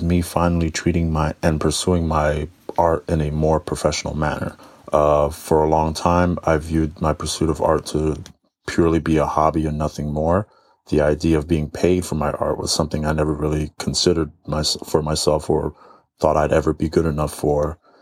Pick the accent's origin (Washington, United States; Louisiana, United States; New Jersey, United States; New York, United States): New Jersey, United States; I'm from New Jersey